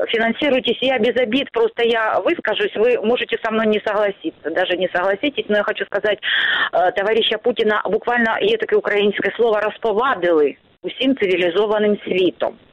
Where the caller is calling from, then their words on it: Starobilsk, Luhansk Oblast, Ukraine; Старобельск, нас тоже, наверное, идут бои, слышны раскаты, стекла дрожат